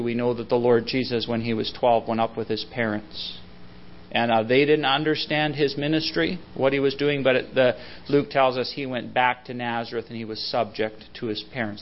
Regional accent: Salmon Arm / Abbotsford, British Columbia, Canada; We moved from Salmon Arm to uh, Abbotsford, British Columbia

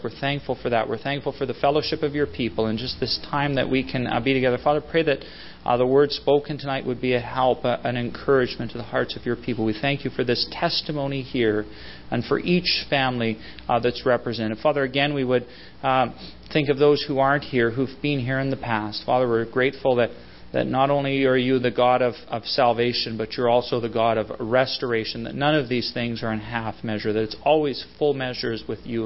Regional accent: Salmon Arm / Abbotsford, British Columbia, Canada; We moved from Salmon Arm to uh, Abbotsford, British Columbia

